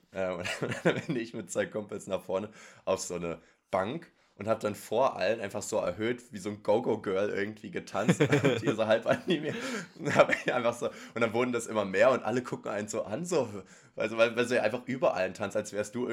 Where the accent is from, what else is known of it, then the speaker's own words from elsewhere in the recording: Erfurt, Thuringia, Germany; Und ich so, ich komme aus Erfurt.